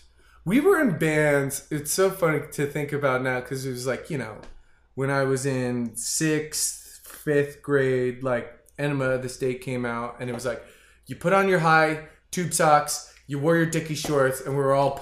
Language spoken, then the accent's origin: English; Freehold, New Jersey, United States; I'm from New Jersey